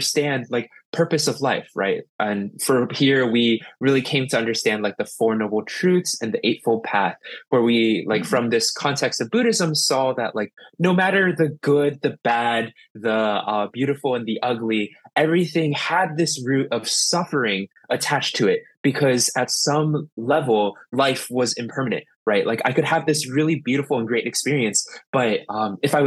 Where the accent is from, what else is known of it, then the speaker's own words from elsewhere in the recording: Columbus, Ohio, United States; now in New York City, United States; I grew up in Columbus, Ohio. I was born and raised out of there.